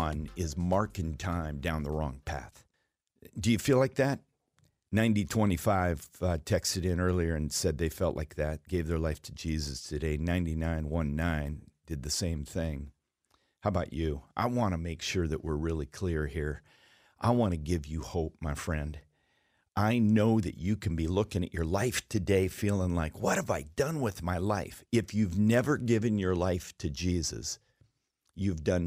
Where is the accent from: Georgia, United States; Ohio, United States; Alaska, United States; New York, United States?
Alaska, United States; I was raised in Alaska